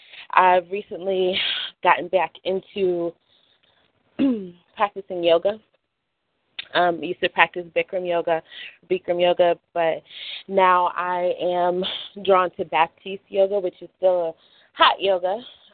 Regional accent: Rochester, New York, United States; also born or lived in San Diego / Las Vegas / North Carolina / Washington D.C.; I am originally from Rochester, New York. I've lived in San Diego, Vegas, North Carolina, D.C., Philly, Pennsylvania

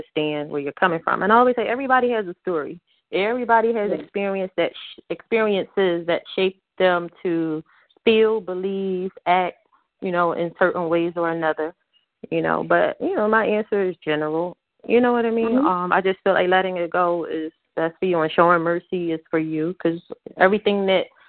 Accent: Philadelphia, Pennsylvania, United States; moved away as an adult; also born or lived in Germany; now in Ohio, United States; I'm from North Philly

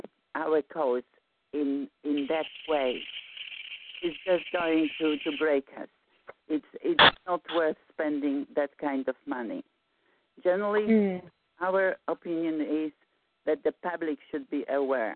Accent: Warsaw, Masovian Voivodeship, Poland; moved away; I'm from Warsaw, Poland

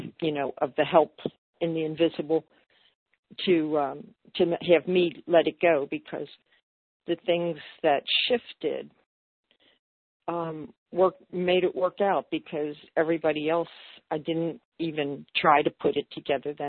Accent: Cincinnati, Ohio, United States; moved away; Cincinnati, which is my first leg of my journey, that's my hometown

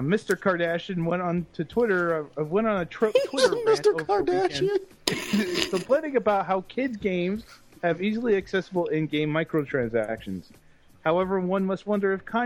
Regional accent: Canada; I'm Canadian

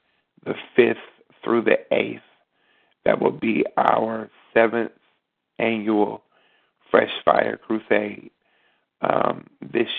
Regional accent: Beckley, West Virginia, United States; moved away; the city of Beckley, West Virginia, my hometown. I'll be returning home

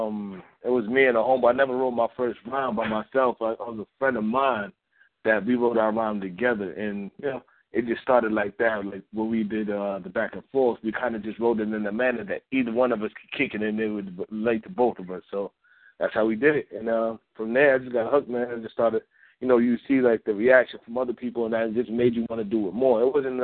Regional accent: Roosevelt, New York, United States; I was born in Roosevelt, Long Island. That's a part of New York.

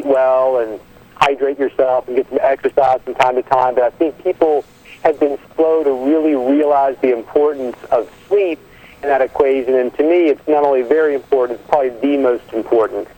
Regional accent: Southwest Virginia, United States; I'm a redneck from Southwest Virginia by birth

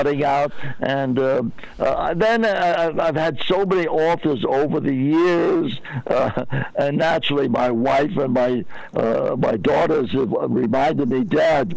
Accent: New York City, New York, United States; moved away; I grew up in Brooklyn, New York

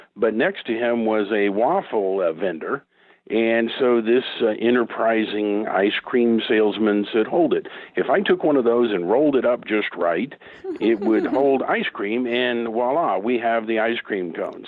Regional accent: Oklahoma, United States; here in my home state of Oklahoma

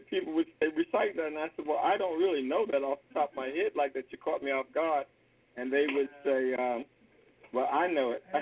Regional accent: Baltimore, Maryland, United States; as a little kid growing up in Baltimore

